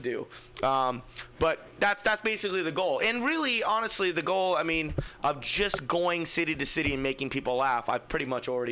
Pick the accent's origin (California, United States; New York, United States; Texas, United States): California, United States; Fremont; I'm from Fremont